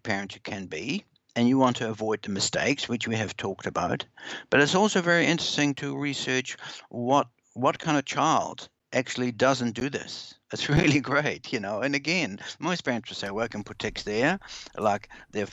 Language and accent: English; Netherlands; now in New Zealand; I'm originally from the Netherlands, so I go back there a lot.